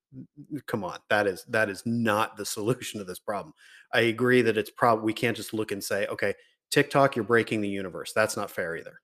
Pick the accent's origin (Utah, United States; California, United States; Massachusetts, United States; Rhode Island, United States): California, United States; Riverside; I grew up in Riverside